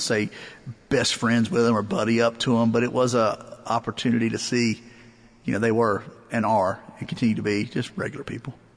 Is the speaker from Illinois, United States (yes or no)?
no; Eastern North Carolina, United States; I grew up in Eastern North Carolina